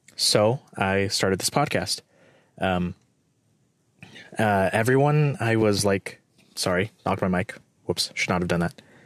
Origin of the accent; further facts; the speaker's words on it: Morgan Hill, California, United States; moved away; Morgan Hill or, like, my hometown and living in the Bay Area